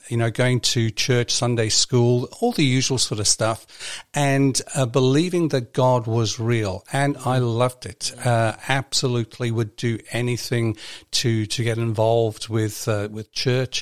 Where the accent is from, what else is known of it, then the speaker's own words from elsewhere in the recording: Libya; now in New Zealand; when I was growing up in Libya